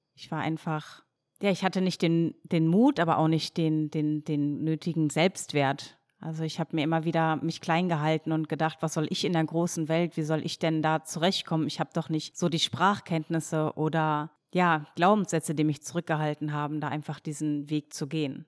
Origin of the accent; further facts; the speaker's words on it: near Dortmund, North Rhine-Westphalia, Germany; moved away; also born or lived in Cologne; als ich damals aus meiner Heimatstadt in der Nähe von Dortmund nach Köln gezogen bin